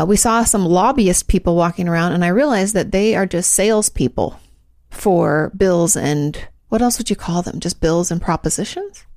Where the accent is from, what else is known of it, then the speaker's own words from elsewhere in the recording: Washington, United States; moved away as an adult; I was from Washington